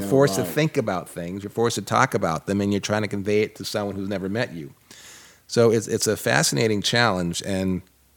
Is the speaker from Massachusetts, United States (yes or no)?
yes; Boston, Massachusetts, United States; accent: thick Boston; moved away; also born or lived in Atlanta; growing up in Boston, I had a certain feeling about the South